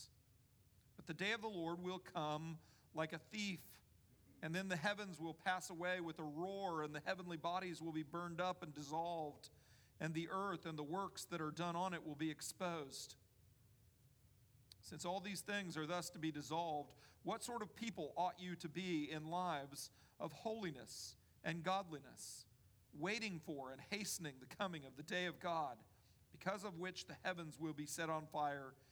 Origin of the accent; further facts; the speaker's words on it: D.C., Northern Virginia, United States; moved away; also born or lived in Mississippi; I grew up in Washington, D.C., right outside of Washington, D.C. in Northern Virginia